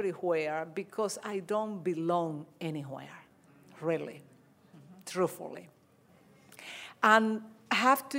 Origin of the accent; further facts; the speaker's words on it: Dominican Republic; moved away; I'm Dominican